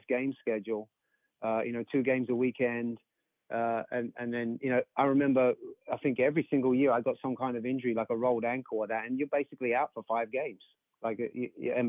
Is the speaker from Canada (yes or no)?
no; England, United Kingdom; moved away as an adult; now in Pensacola, United States